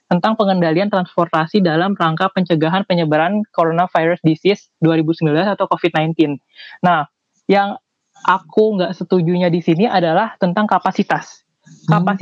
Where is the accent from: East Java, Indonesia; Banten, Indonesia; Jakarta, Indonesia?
Jakarta, Indonesia; Iya, aku dari Jakarta.